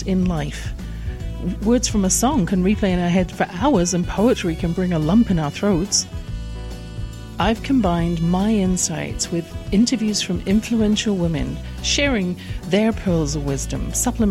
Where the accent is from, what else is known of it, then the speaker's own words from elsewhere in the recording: England, United Kingdom; I grew up in England